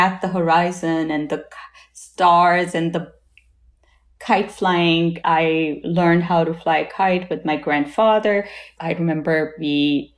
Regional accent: Lahore, Punjab, Pakistan; now in United States; I had as a young child growing up in Lahore, in my grandparents' house

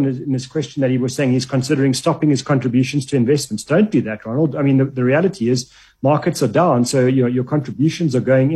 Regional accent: South Africa; we're South African

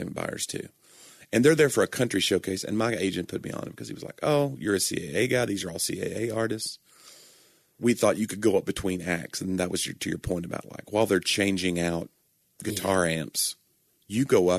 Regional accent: Nashville, Tennessee, United States; I'm from Nashville

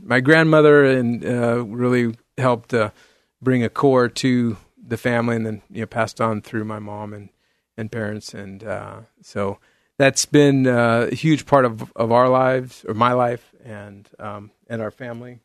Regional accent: San Jose, California, United States; now in Beaverton, United States; I grew up in the Bay Area, in, in San Jose, California

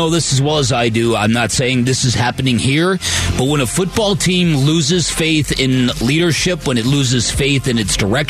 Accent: United States; We're American.

